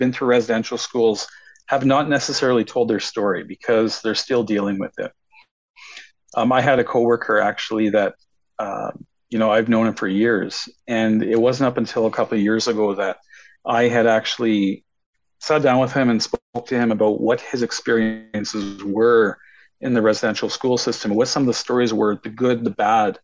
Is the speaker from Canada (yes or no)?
yes; Ontario, Canada; moved away as an adult; also born or lived in Alberta; I'm from Ontario, Canada, and my home reserve is actually the Saugeen First Nation Reserve